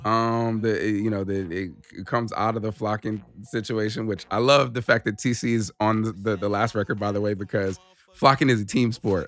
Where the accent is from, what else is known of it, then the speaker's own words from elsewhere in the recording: Southern California, United States; growing up in Southern California